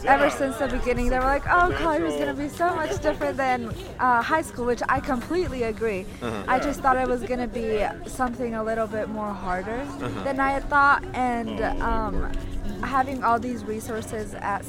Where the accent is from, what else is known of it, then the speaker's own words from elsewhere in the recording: New Mexico, United States; moved away as an adult; now in Colorado, United States; coming to Colorado, moving from home. Mm-hmm. I'm from New Mexico